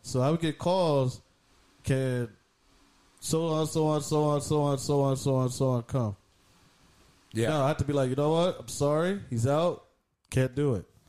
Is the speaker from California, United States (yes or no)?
yes; Southern California, United States; We're from Cali, SoCal.